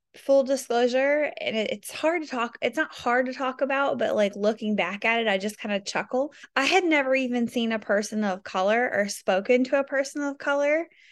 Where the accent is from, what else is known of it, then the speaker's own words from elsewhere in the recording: Kentucky, United States; moved away as an adult; also born or lived in South Korea / Fort Campbell; I grew up in a very small town in Kentucky